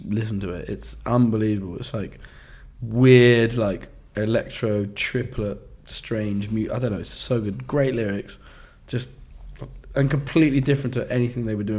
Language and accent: English; East Anglia, East of England, United Kingdom; now in London, United Kingdom; we grew up in East Anglia. Excuse me. But I've lived in London for a long time